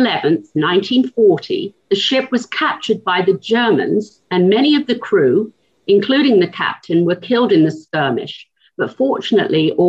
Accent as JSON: {"language": "English", "town": "St Albans", "region": "East of England", "country": "United Kingdom", "moved": "yes", "lives_now": "Knoxville, United States", "said": "I'm from St. Albans in Hertfordshire, just north of London."}